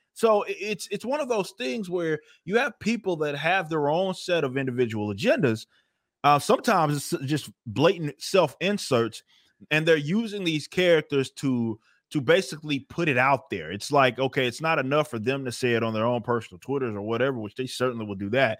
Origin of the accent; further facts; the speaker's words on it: Texas, United States; I'm, I'm from Texas